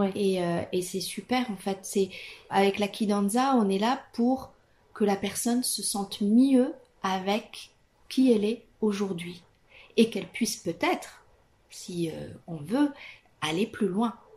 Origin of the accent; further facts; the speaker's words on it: Italy; French is a second language; moved away as an adult; now in France; Je suis italienne.